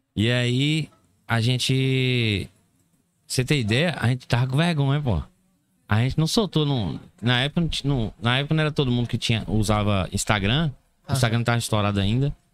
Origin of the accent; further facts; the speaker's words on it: Barra da Estiva, Bahia, Brazil; Eu sou natural de Bardechiva, Barra da Estiva fica na Chapada Diamantina